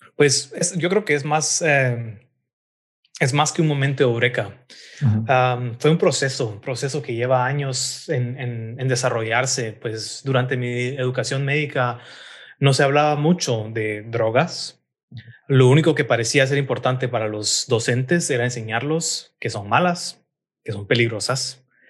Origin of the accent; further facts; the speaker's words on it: Guatemala City, Guatemala Department, Guatemala; moved away as an adult; also born or lived in Hamburg, Germany; now in Berlin, Germany; Yo nací y crecí en la ciudad de Guatemala